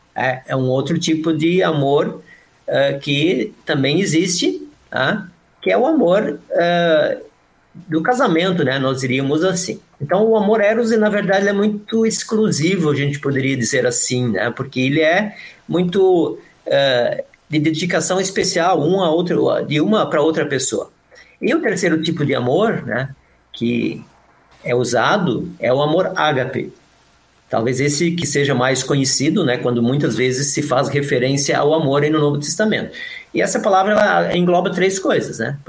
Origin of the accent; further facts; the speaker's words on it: Modelo, Santa Catarina, Brazil; also born or lived in São Leopoldo; now in Canoas, Brazil; eu sou nascido numa cidade chamada Modelo, Santa Catarina